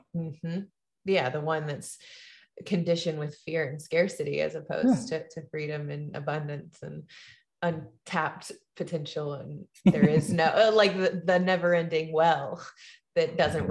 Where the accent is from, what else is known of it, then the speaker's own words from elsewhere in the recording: Tuscaloosa, Alabama, United States; my hometown in Tuscaloosa, Alabama